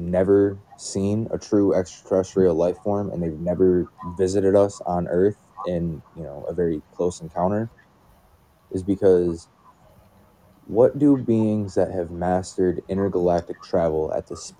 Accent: Michigan, United States; I live in Michigan. My whole life, we've had some pretty terrible winters

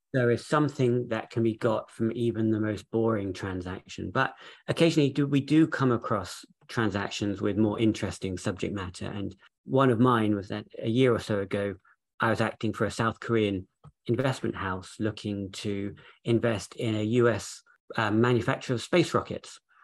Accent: Jersey; moved away as an adult; also born or lived in London, United Kingdom; we're both actually from Jersey

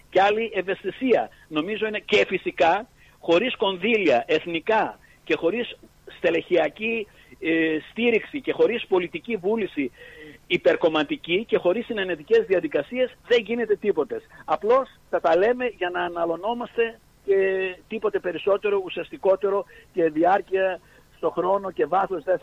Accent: Greece; born there; γράμματα την περιουσία μου τα 7 ώρα, 7 μέρες, τα 12 ώρα, 7 μέρε την εβδομάδα τον αγώνα μιας ζωής επειδή γεννήθηκα στην Ελλάδα.

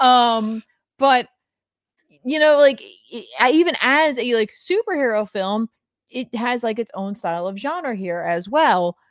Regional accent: New Jersey, United States; we're from New Jersey. We already have an accent

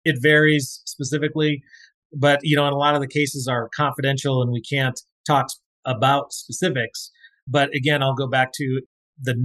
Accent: North Dakota, United States; I grew up in North Dakota

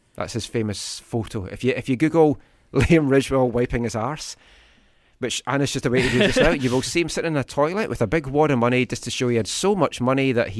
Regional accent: Taiwan; Oh, look at you. I grew up in Taiwan.

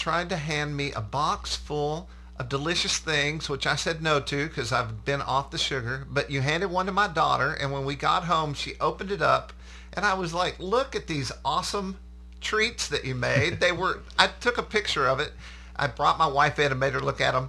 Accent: Sherman, Texas, United States; I'm from Sherman, Texas, and I was raised as a small child on an exotic animal ranch.

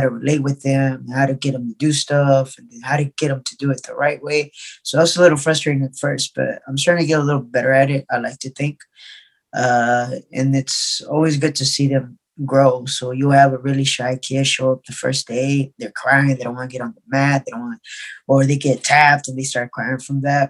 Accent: Arkansas, United States; now in California, United States; I'm originally from Arkansas

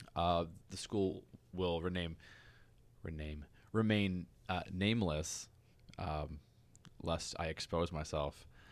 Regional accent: United States; I'm an American

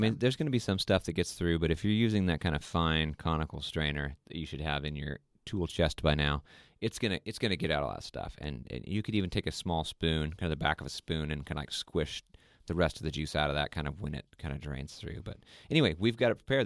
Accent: Sweden; moved away; last year we went to Sweden, which is my home country, where my family is from

